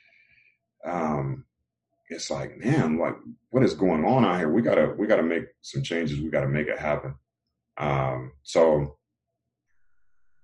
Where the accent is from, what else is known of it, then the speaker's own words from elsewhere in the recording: Raleigh, North Carolina, United States; also born or lived in LaGrange, North Carolina; I come from Raleigh, North Carolina, and you know, Raleigh is a decent size city, but I was born in the LaGrange area, North Carolina, which is a smaller town.